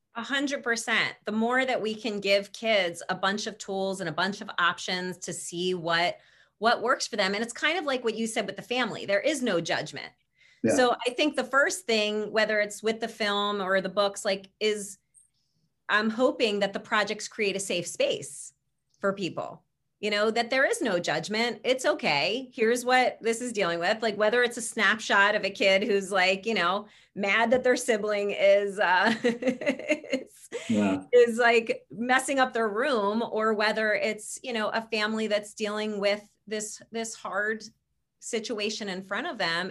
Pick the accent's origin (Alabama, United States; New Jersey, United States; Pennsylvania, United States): Pennsylvania, United States; Philadelphia; our hometown